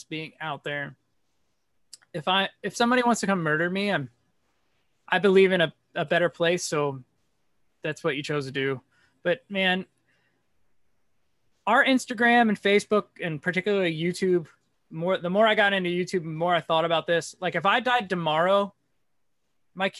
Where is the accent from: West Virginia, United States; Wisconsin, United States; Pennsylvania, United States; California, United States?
Pennsylvania, United States; Bethlehem; moved away as an adult; now in Arkansas, United States; I'm originally from Pennsylvania.